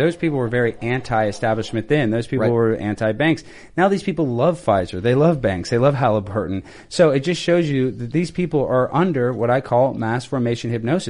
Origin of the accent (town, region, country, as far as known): United States